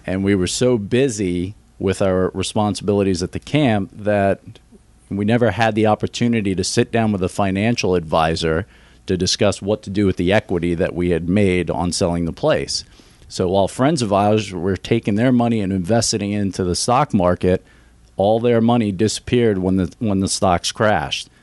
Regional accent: New York City, New York, United States; moved away as an adult; also born or lived in suburbs of Philadelphia; now in Greenville, United States; I grew up in New York City.

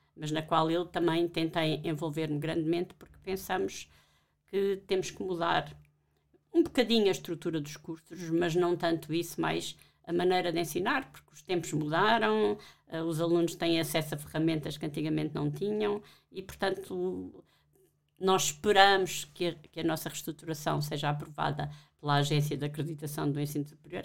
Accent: Alentejo, Portugal; moved away; Eu não sou de Lisboa, sou do Alentejo

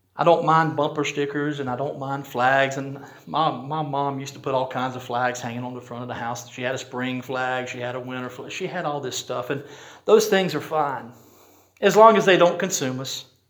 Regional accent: United States; I'm proud to have been born in this country. I'm so glad I'm an American.

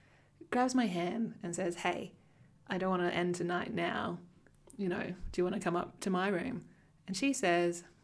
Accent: Cloncurry, Queensland, Australia; moved away; people from my hometown, they get married to somebody else from the hometown. Like, there's 3,000 people

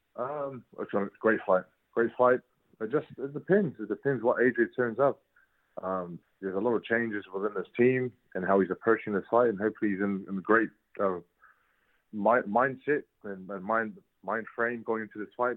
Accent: New Zealand; moved away as an adult; now in United Kingdom; I'm from New Zealand

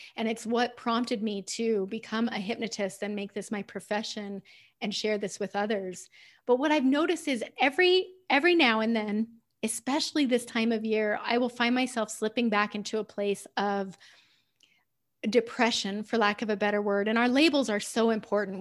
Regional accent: United States; I'm usually in the minority as an American on those calls

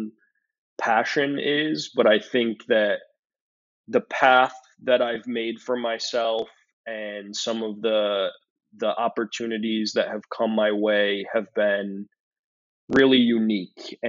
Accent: Syracuse, New York, United States; moved away as an adult; now in Buffalo, United States; I was born and raised in Syracuse, New York, which is a relatively small city in New York State

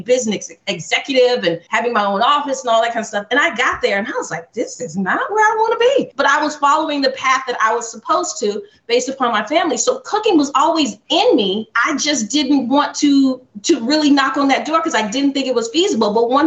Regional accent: Alabama, United States; my dad is Jamaican, my mom is from Trinidad, and we grew up in Alabama. So that is a culture clash of Southern and Caribbean.

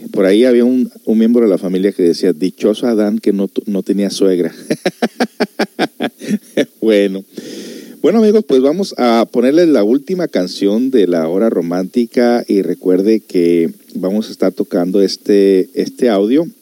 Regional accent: United States; yo me crecí aquí en Estados Unidos

